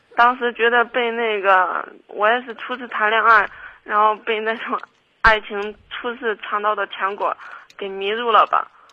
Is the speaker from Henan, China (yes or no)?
yes; Kaifeng, Henan, China; also born or lived in Zhengzhou; 我家老家开封的，然后我们家人现在就基本上我爸妈都来郑州了。